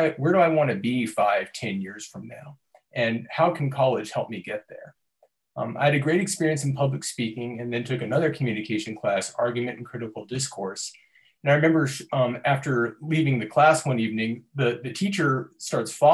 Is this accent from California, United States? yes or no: yes; Torrance, California, United States; I'm originally from Torrance, California.